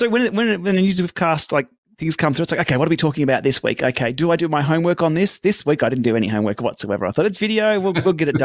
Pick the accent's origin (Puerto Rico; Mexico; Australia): Australia; I'm an Aussie